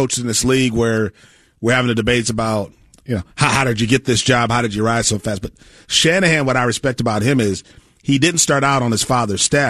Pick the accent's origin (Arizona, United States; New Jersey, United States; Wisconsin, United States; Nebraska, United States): Wisconsin, United States; I grew up in Wisconsin and we played a lot of farm boys in football